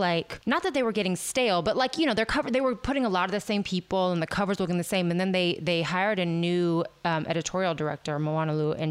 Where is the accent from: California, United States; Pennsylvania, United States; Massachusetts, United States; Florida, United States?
California, United States; San Francisco; I grew up in San Francisco